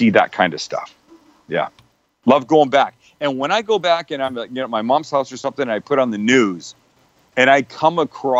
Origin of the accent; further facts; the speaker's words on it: Vancouver, British Columbia, Canada; now in United States; I'm originally from Vancouver, Canada.